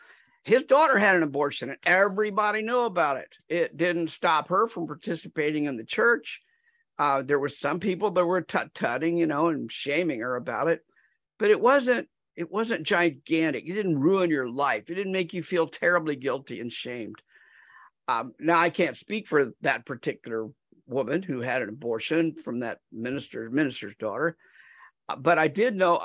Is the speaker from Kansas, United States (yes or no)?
yes; Wichita, Kansas, United States; also born or lived in Leavenworth County, Kansas; I grew up in Wichita, Kansas